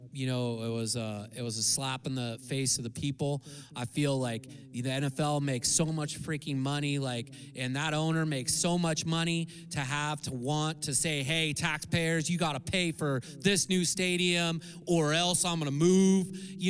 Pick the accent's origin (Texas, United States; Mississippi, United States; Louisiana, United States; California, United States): California, United States; Santa Cruz; Santa Cruz, man.